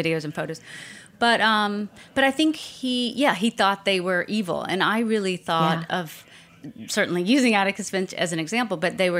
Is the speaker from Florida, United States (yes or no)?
yes; Pensacola, Florida, United States; I grew up in Pensacola, Florida, Northwest Florida.